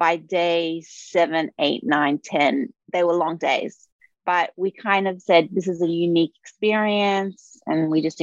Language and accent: English; Australia; moved away; also born or lived in New York; I'm originally from Australia. However, we were living in New York for 10 years